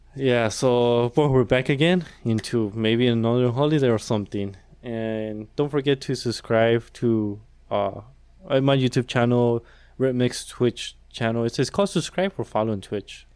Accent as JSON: {"language": "English", "country": "Mexico", "tie": "born or raised there", "moved": "yes", "said": "I was born in Mexico"}